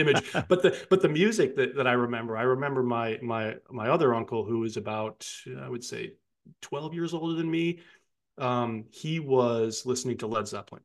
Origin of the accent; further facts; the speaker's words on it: Johnson City, New York, United States; my hometown of Johnson City, New York